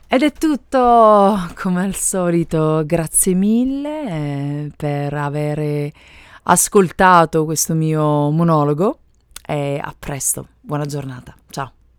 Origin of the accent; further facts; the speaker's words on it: Italy; first language Italian; moved away as an adult; now in United States; sono madrelingua italiana